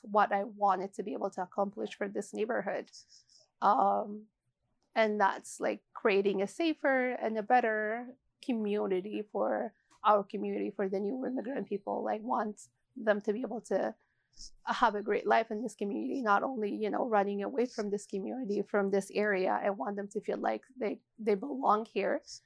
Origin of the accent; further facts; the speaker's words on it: Addis Ababa, Ethiopia; moved away as an adult; now in Edmonton, Canada; growing up in Ethiopia